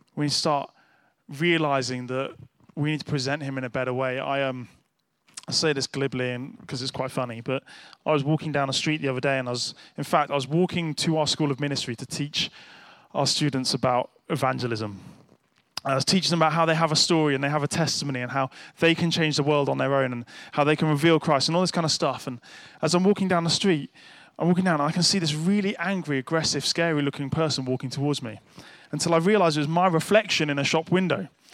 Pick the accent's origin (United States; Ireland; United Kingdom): United Kingdom; as a nice British person